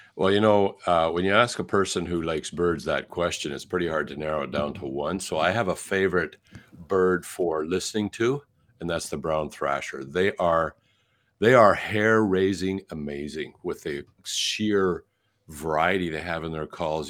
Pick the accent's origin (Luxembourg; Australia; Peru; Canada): Canada; I'm a Canadian, born in Canada